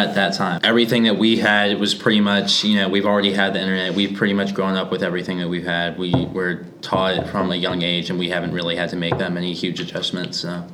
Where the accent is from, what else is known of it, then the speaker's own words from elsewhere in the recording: United States; I grew up in Montgomery County as well.